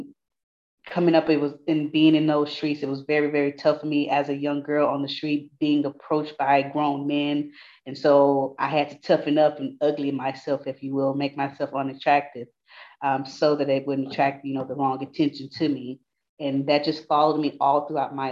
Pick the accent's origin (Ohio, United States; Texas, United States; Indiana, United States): Texas, United States; Houston; I'm from Houston, Texas. I turn 31 tomorrow, but I'm from Fifth Ward